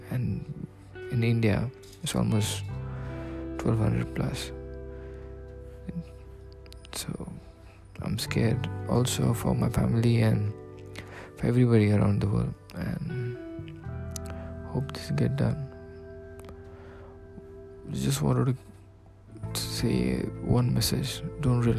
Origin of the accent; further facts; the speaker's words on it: Dubai, United Arab Emirates; I'm from Dubai.